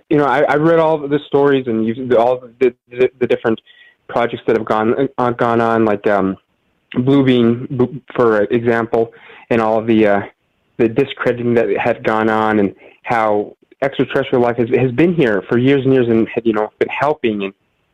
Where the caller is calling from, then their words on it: New Mexico, United States; calling from New Mexico